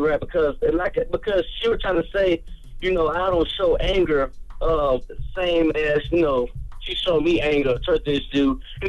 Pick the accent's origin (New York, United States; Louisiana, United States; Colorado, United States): Louisiana, United States; Oh, I'm from Louisiana.